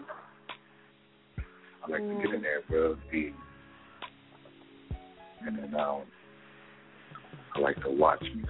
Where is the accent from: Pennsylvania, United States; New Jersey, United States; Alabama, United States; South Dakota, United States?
New Jersey, United States; I'm from Jersey